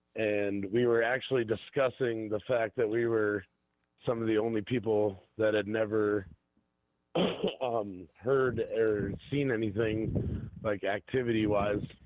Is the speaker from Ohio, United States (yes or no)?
yes; Bainbridge, Ohio, United States; also born or lived in Cleveland, Ohio; I grew up out in Bainbridge near Geauga Lake